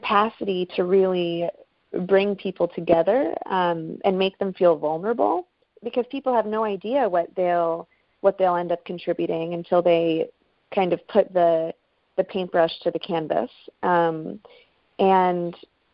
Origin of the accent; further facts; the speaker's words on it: Buffalo, New York, United States; my hometown, actually Buffalo